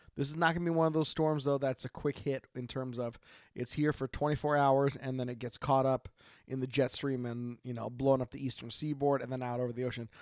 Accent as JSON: {"language": "English", "region": "Oregon", "country": "United States", "said": "from Oregon"}